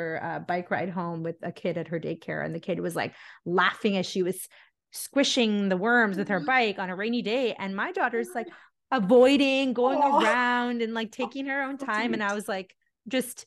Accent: India; I'm Indian

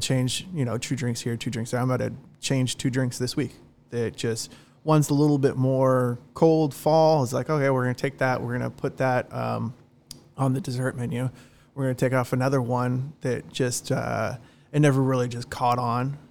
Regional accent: Long Beach, California, United States; moved away as an adult; also born or lived in Dana Point, California; now in South Orange County, United States; I love Long Beach, it's my hometown.

